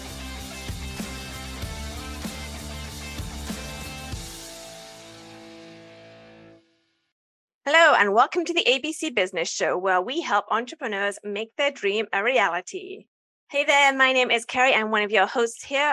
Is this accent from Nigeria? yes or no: no; England, United Kingdom; moved away as an adult; I'm from England.